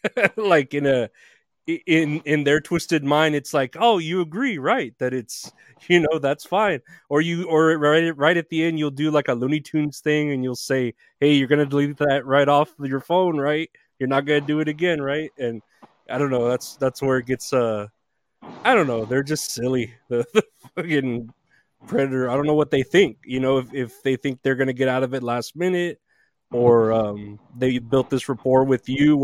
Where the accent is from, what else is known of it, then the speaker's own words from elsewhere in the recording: Uvalde, Texas, United States; moved away; I'm from Uvalde originally, Uvalde, Texas